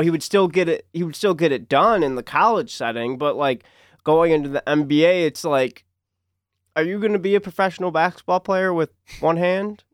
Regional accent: Detroit, Michigan, United States; born or raised there

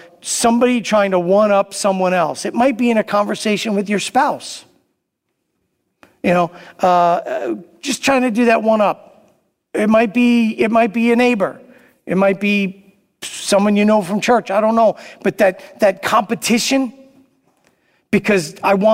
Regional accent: New York City, New York, United States; I grew up in Brooklyn

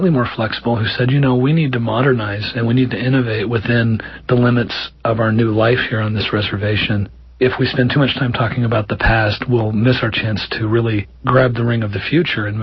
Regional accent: Wichita, Kansas, United States; I grew up in Wichita, Kansas, which is along the river

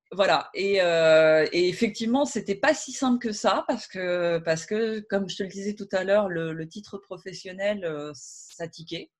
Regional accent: Rouen, Normandy, France; moved away as an adult; also born or lived in Paris; je suis de Rouen

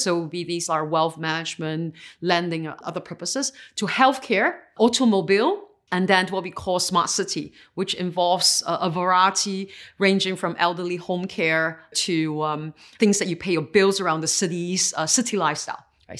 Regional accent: Singapore; I was born and raised in Singapore

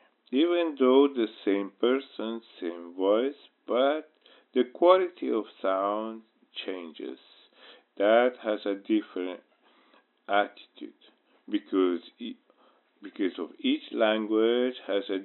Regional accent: Kabul, Afghanistan; moved away; also born or lived in Lausanne, Switzerland; I'm originally from Afghanistan, born in Lausanne, Switzerland. I grew up in Kabul, Afghanistan. As a child, I was exposed to different languages, Dari, Pashto, French, Italian, English, and some Arabic.

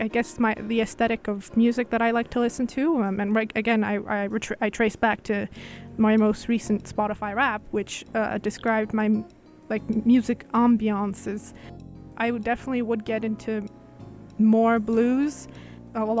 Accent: Uzbekistan; I am from Uzbekistan

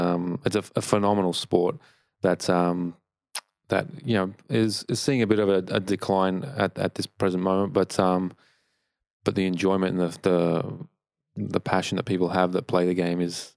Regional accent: Melbourne, Victoria, Australia; when I grew up in Melbourne

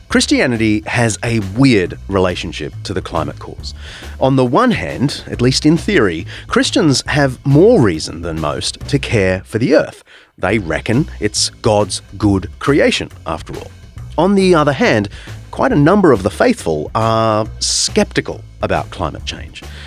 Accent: New South Wales, Australia; born or raised there

